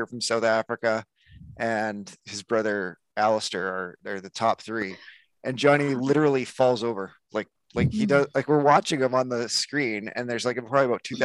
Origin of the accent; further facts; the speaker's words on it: Calgary, Alberta, Canada; I come from Calgary, Alberta